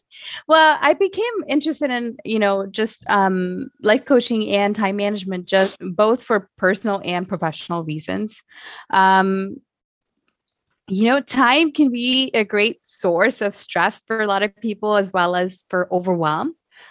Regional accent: Michigan, United States; So I grew up in Southeast Michigan.

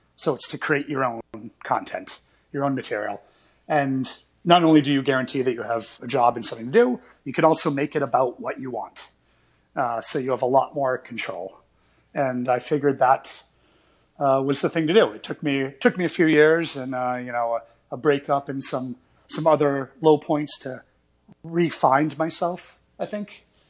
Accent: Portland, Maine, United States; now in New York City, United States; I grew up just outside Portland, Maine

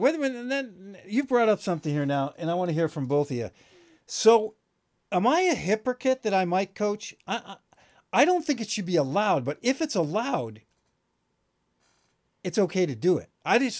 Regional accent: East Coast, United States; moved away; I grew up in the East Coast

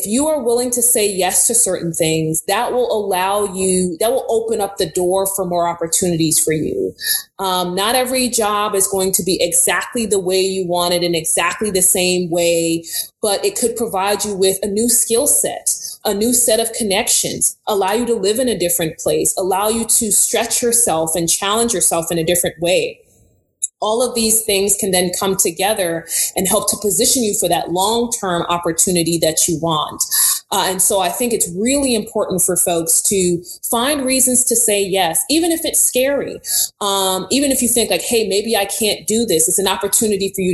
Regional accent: New York City, New York, United States; moved away; also born or lived in Houston, Texas / Baton Rouge, Louisiana; I'm a girl from Brooklyn, New York.

